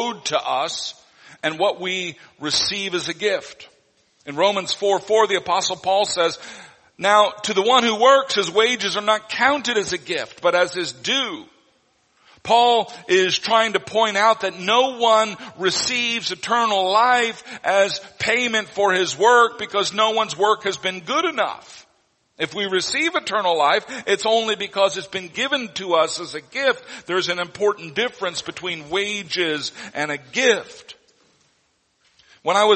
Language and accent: English; Neosho, Missouri, United States; moved away; my hometown, Neosho, Missouri